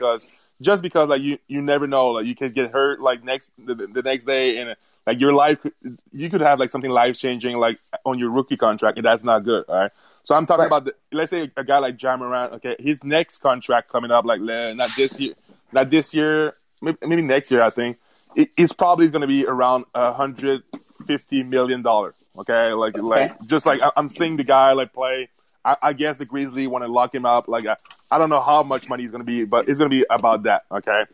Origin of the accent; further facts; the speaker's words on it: Canada; I'm from Canada